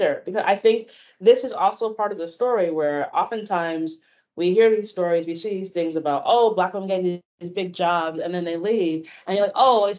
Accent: England, United Kingdom; moved away; I am from England

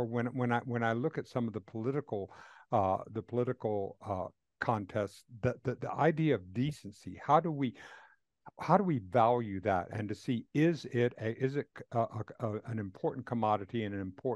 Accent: the South, United States; I grew up in the South, and I mean, actually I'm 74. So I grew up during the Jim Crow era

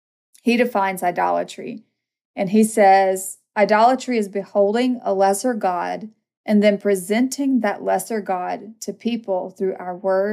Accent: Mississippi, United States; I'm from Mississippi.

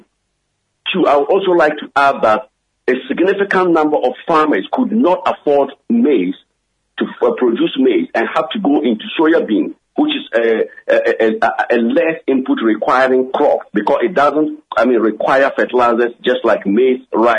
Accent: Tumu, Upper West, Ghana; moved away; I've just returned from my hometown, Tumu, which is a net food-producing district in this country

